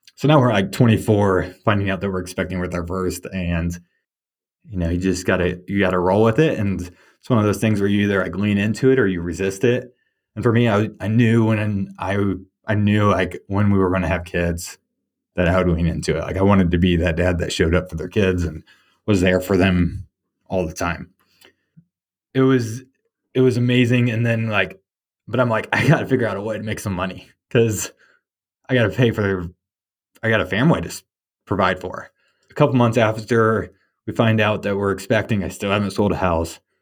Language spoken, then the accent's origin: English; Warsaw, Indiana, United States; I grew up in Warsaw, Indiana.